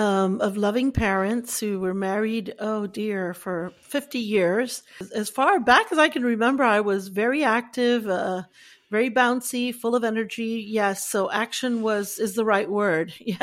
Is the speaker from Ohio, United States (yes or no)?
no; Fort Dix, New Jersey, United States; also born or lived in Stuttgart, Germany / Puerto Rico; Well, I was born in Germany in Stuttgart. My dad was in the Army, U.S. Army for 27 years, served proudly, and we all, you know, love our military and whatnot, all branches. Then we moved to New Jersey, to Fort Dix, then to Puerto Rico after my father retired.